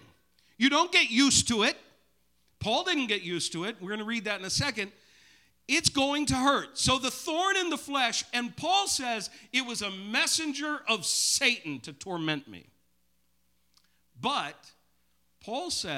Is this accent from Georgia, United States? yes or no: no; Maine, United States; growing up in Maine